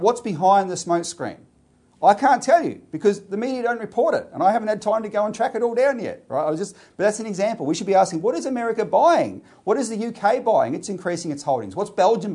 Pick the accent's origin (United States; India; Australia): Australia; as Australian citizens